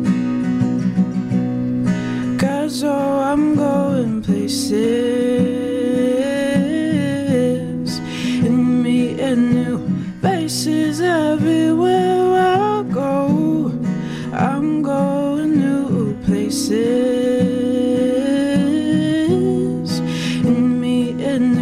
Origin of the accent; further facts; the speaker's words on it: Chicago, Illinois, United States; I'm from Chicago, the South Side, over there